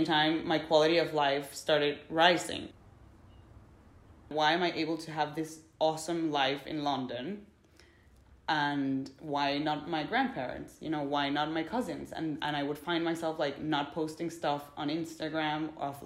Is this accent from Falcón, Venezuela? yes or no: no; Caracas, Capital District, Venezuela; moved away as an adult; I was born in Venezuela, Caracas, Venezuela, the capital. I lived there for 17 years.